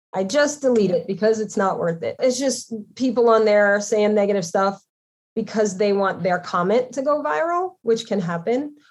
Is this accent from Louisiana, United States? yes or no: yes; Louisiana, United States; moved away as an adult; also born or lived in New York City / Connecticut; I'm from Louisiana, so you know, I was raised to be respectful to others